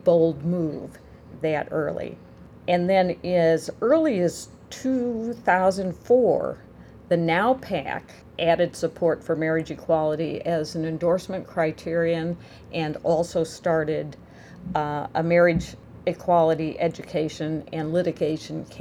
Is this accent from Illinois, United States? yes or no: yes; Illinois, United States; I'm from Illinois